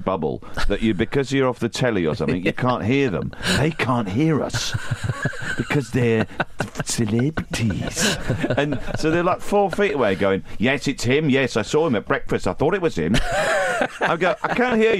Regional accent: Keynsham, South West England, United Kingdom; now in London, United Kingdom; I grew up just outside Bristol, between Bristol and Bath, a place called Keynsham

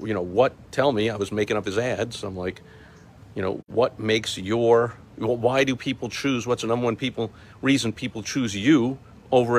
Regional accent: New York, United States; I'm from New York

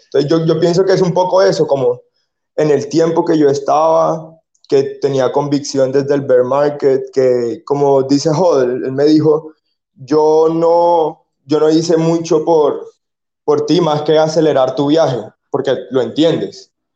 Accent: Colombia; soy un muchacho colombiano

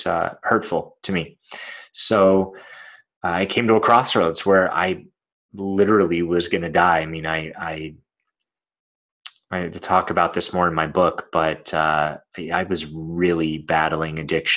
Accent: Los Angeles, California, United States; I was born in Los Angeles, California

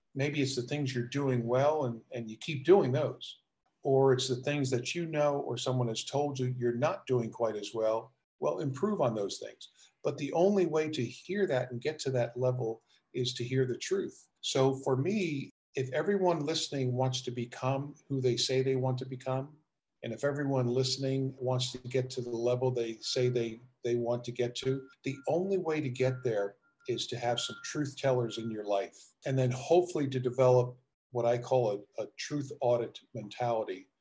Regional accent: New Jersey, United States; moved away as an adult; also born or lived in Richmond, Virginia; I grew up in South Jersey, just outside of Philadelphia

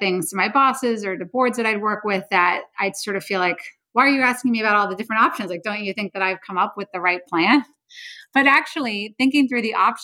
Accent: the Bay Area, California, United States; I grew up in the Bay Area

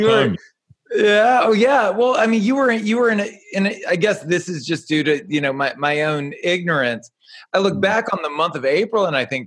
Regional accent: United States; as an American being seated in America

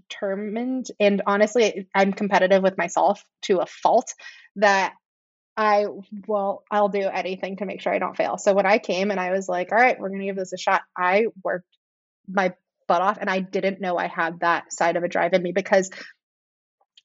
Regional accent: San Francisco, California, United States; now in Chicago, United States; I grew up in San Francisco

